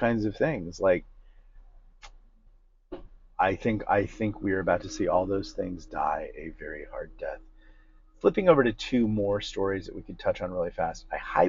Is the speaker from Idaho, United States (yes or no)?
no; Newport Beach, California, United States; growing up in Newport Beach and around rich people